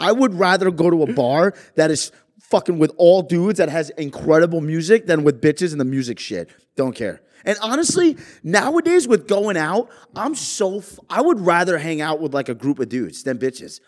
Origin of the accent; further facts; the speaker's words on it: New York, United States; also born or lived in Jersey Shore, New Jersey; now in New Jersey, United States; I'm from New York